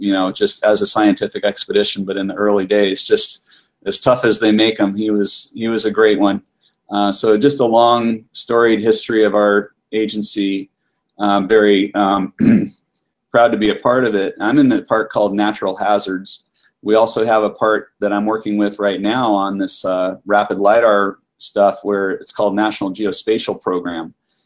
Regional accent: Oklahoma, United States; born there; also born or lived in Kentucky / New York; I was born in Oklahoma. My dad was in public health service, and we moved around quite a bit when I was little. My first memories are from Moorhead, Kentucky.

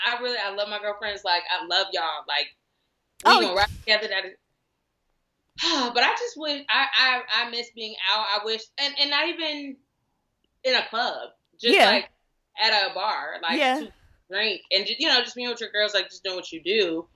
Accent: Houston, Texas, United States; also born or lived in Indiana; I'm originally from Houston, but I've been here 14 years. I came here from Indiana, which is where I graduated from high school.

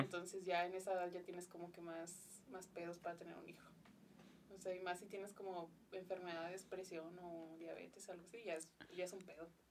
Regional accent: Ciudad Juárez, Chihuahua, Mexico; aquí nací en Juárez

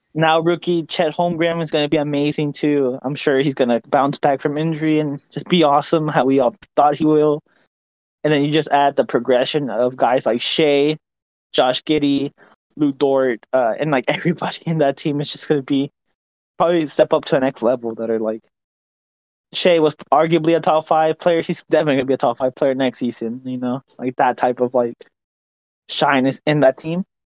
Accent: Dallas, Texas, United States; my hometown Mavericks

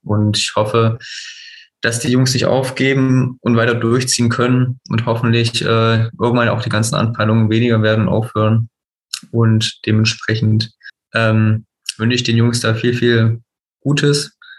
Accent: Teuchern, Saxony-Anhalt, Germany; also born or lived in Hohenmölsen; ich bin auch in Mörsen geboren und in Teuern aufgewachsen. Das ist beides so 10, 15 Kilometern äh, im Dunstkreis von Zeitz.

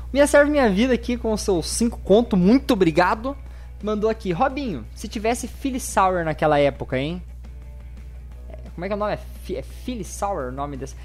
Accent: Guarapuava, Paraná, Brazil; Eu sou de, do, de Guarapuava, no Paraná, bem no meio do Paraná.

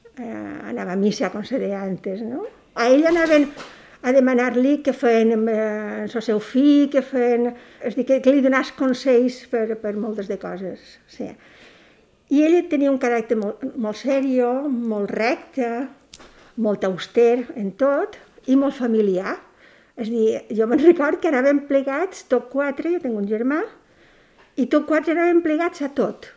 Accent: Petrer, Valencian Community, Spain; moved away as an adult; now in Balearic Islands, Spain; Vaig néixer a Petrer, província d'Alicant, eh, en 1945

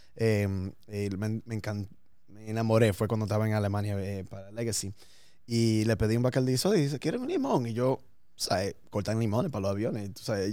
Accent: New York, United States; born or raised there

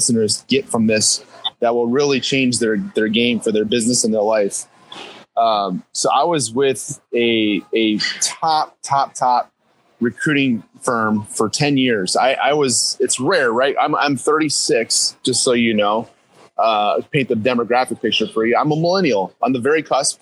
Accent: Wisconsin, United States; now in New Jersey, United States; I'm actually from Wisconsin originally, so I'm a Midwestern guy

